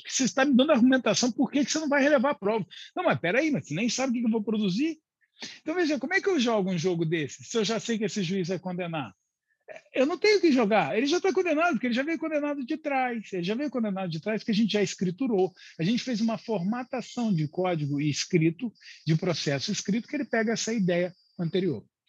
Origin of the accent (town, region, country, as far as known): Brazil